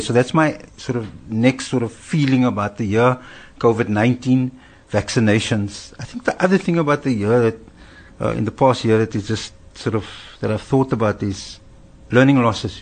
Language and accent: English; Cape Town, Western Cape, South Africa; I grew up in Cape Town, I'm a Cape Town boy